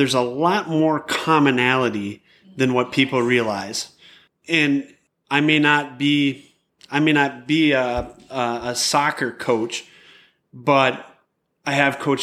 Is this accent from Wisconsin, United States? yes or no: no; Ford River, Michigan, United States; growing up in Ford River, you know, it's very small rural area